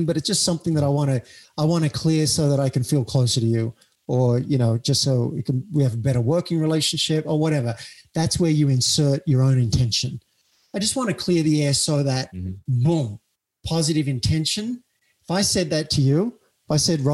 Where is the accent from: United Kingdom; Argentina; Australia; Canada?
Australia; Cessnock, New South Wales; moved away as an adult; also born or lived in New York, United States; now in United States; I went back to my hometown of Cessnock